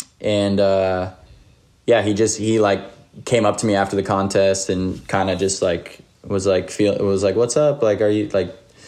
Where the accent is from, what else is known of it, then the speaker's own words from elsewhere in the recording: Little Egg Harbor, New Jersey, United States; I'm from a small town called Little Egg Harbor, New Jersey. And it's like pretty close to the beach. It's in southern Jersey, a little bit north of Atlantic City.